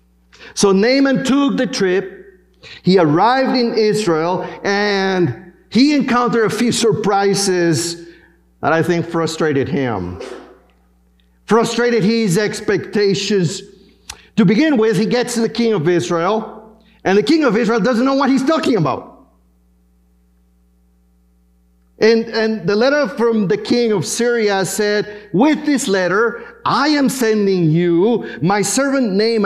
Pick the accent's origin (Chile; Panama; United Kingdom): Panama; moved away; my home country, in Panama